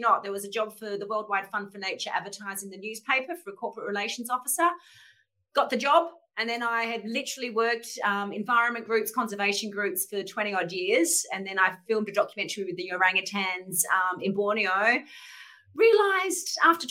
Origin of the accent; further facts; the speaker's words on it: Adelaide, South Australia, Australia; moved away as an adult; also born or lived in Sydney; from a young kid growing up in Adelaide